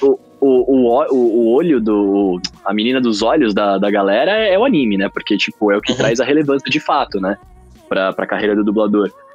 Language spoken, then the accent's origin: Portuguese; São Paulo, Brazil; also born or lived in Rio de Janeiro; eu nasci em São Paulo, depois eu fui morar no Rio de Janeiro um tempo, morei três anos lá. Aí voltei para São Paulo, e aí tô aqui desde então. Já moro aqui desde que eu tenho acho que 8, 9 anos de idade